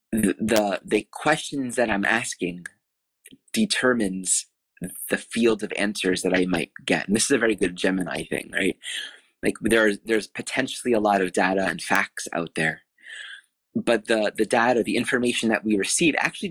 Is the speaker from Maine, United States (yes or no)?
no; Wanamassa, New Jersey, United States; I grew up in Wanamassa, New Jersey